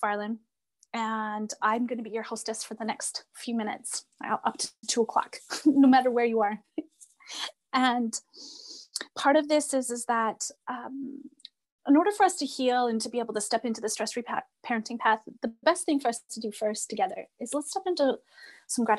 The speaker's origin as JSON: {"language": "English", "area": "Red River settlement area", "region": "Manitoba", "country": "Canada", "moved": "yes", "said": "I come from the Red River settlement area of the Cree and Blackfoot Nation"}